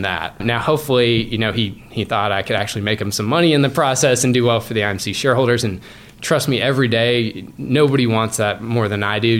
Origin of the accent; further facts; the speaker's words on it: Massachusetts, United States; I'm from Massachusetts